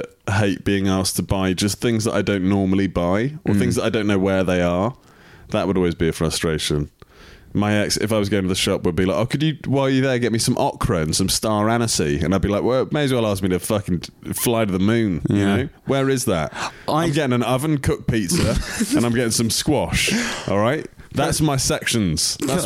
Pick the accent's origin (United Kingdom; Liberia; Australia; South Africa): United Kingdom; South East England; And I'm just self-trained. I'm from Kent.